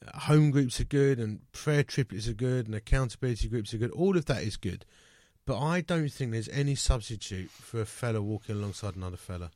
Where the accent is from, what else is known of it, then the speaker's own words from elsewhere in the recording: United Kingdom; we're British